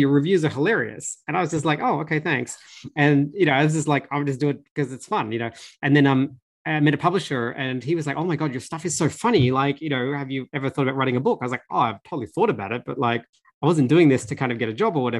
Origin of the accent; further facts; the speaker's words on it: Australia; I grew up in Australia, I was very working class.